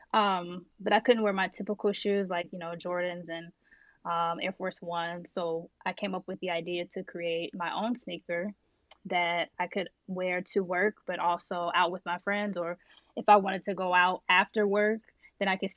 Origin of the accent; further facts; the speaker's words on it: Indianapolis, Indiana, United States; So originally I'm from Indiana, so Indianapolis